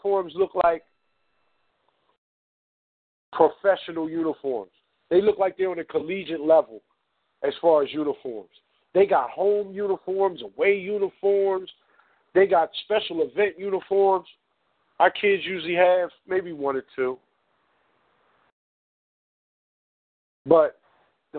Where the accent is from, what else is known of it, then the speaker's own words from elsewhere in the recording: Philadelphia, Pennsylvania, United States; I'm from North Philly